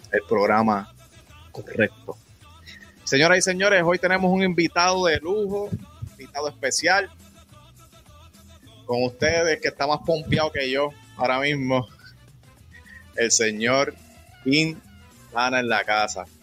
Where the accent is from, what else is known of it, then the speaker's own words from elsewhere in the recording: Ponce, Puerto Rico; born there; porque antes de representar a este pueblo maravilloso de Yauco, yo nací en Ponce, señores.